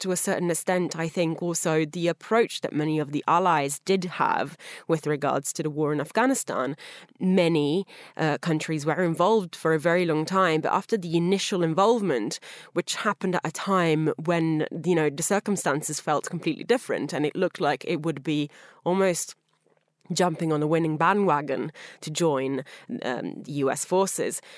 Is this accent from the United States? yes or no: no; Italy; moved away; my home country of Italy